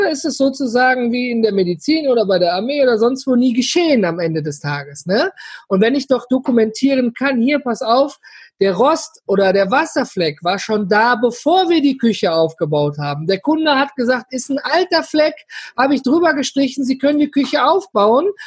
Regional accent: Duisburg, North Rhine-Westphalia, Germany; Ich komme aus dem schönen Ruhrpott, ja, aus gebürtig aus Duisburg.

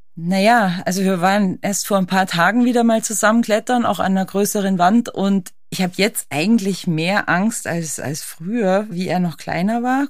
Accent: Berchtesgaden, Bavaria, Germany; ich liebe meine Heimat, die Alpen, Berchtesgaden

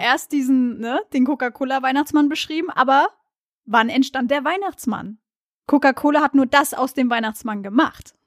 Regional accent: Mainz, Rhineland-Palatinate, Germany; ich aus dem Mainzer Raum komme

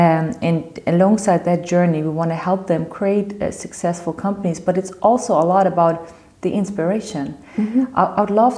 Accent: Morocco; I've been engaged in a couple of social projects in my home country, Morocco, some of them together with my father.

